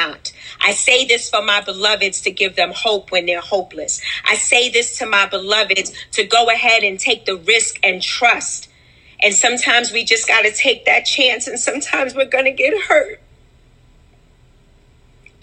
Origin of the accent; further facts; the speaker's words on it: New York City, New York, United States; I grew up in Wagner Projects and I survived